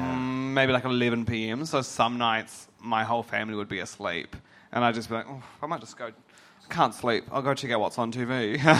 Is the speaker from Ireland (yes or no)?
no; Christchurch, Canterbury, New Zealand; moved away; We are from Christchurch and we had to escape.